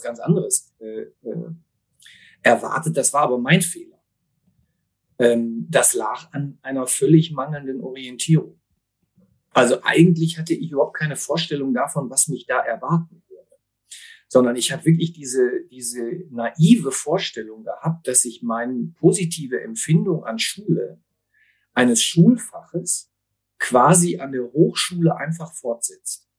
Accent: Essen, North Rhine-Westphalia, Germany; ich bin aber gebürtiger Essener

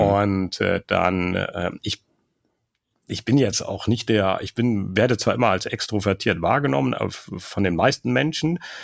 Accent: Germany; wir Deutschen

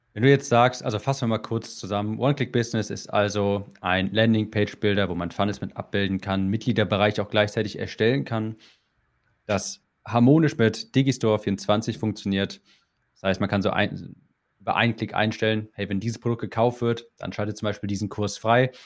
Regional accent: Germany; als Deutscher

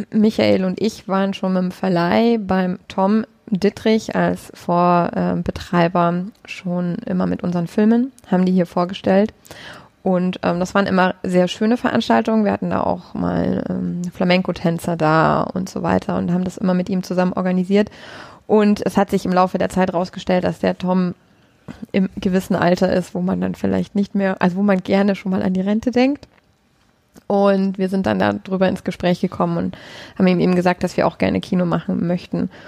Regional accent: Munich, Bavaria, Germany; weil ich bin ja Münchnerin

